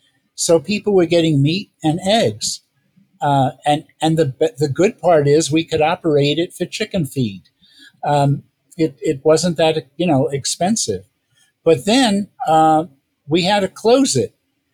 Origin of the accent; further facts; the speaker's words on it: New York, United States; moved away; I'm originally from New York